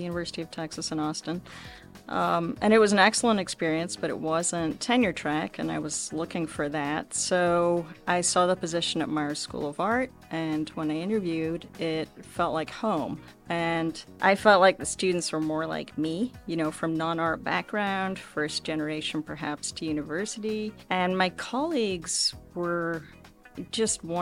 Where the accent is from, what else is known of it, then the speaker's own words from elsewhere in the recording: Scotland, United Kingdom; moved away as an adult; also born or lived in Nairobi, Kenya; now in Akron, United States; my background growing up in Scotland